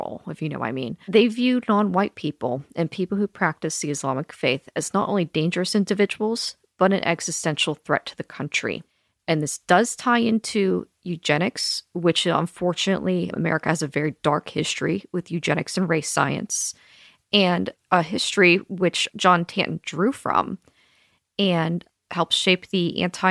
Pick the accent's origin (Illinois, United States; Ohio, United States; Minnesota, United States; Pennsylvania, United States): Pennsylvania, United States; I'm from Pennsylvania, regular conservative town, and I was raised like